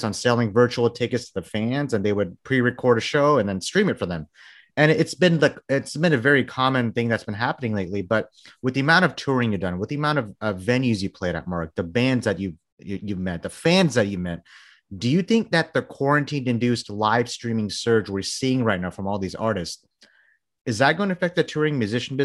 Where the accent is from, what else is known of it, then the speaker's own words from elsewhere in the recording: Texas, United States; I'm from Texas